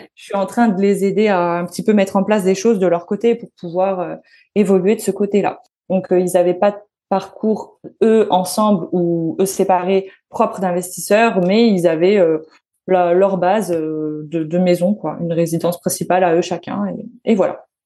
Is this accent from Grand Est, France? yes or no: yes; Metz, Grand Est, France; Je suis née à Metz.